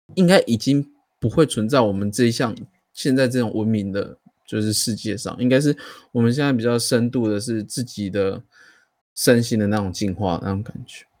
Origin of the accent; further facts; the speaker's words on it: Taiwan; 我们台湾